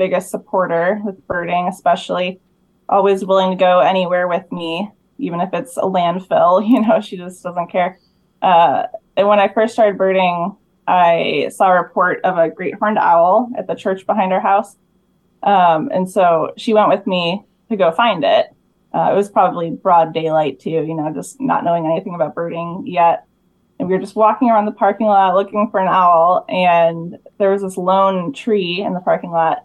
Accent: Illinois, United States; moved away as an adult; also born or lived in Eastern Oregon / Texas; I was born and raised in Illinois, but migrated south almost 10 years ago.

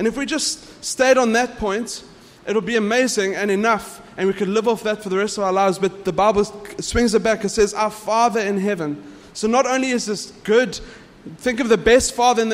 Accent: South Africa; I'm South African

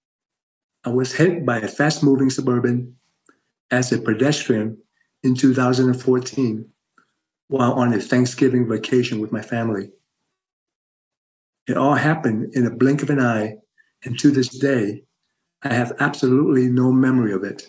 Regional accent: Ho Chi Minh City, Vietnam; moved away; I was born in Saigon, now known as Ho Chi Minh City, Vietnam

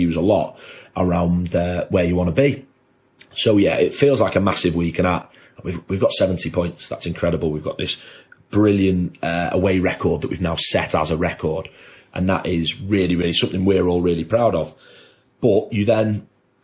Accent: Chester, North West England, United Kingdom; I'm from Chester.

